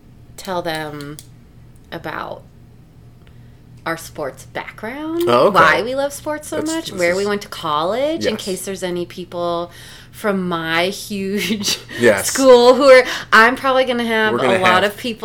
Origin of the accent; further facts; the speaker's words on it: Albuquerque, New Mexico, United States; moved away as an adult; also born or lived in Ohio / California; I grew up in Albuquerque, New Mexico.